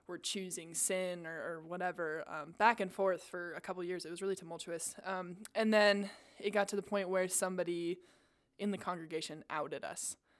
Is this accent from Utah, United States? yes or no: yes; South Jordan, Utah, United States; I grew up in South Jordan